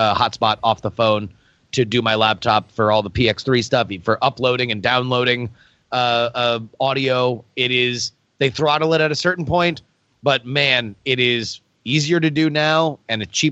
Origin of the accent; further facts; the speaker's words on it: Florida, United States; moved away; my home state of Florida